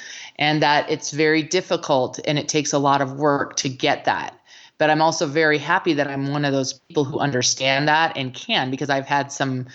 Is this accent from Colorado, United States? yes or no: yes; Colorado, United States; in Colorado, I remember very distinctly as a child